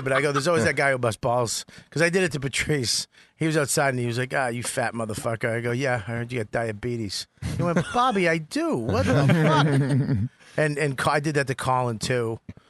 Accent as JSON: {"language": "English", "town": "Medford", "region": "Massachusetts", "country": "United States", "tie": "born or raised there", "moved": "yes", "said": "I grew up in West Medford."}